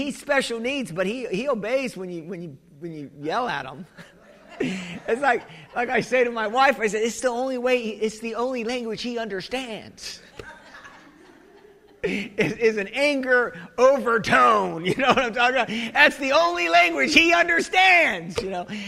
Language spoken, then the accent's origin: English; United States; I'm the American